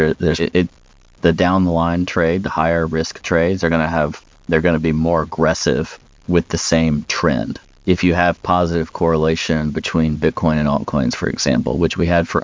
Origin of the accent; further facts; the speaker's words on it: United States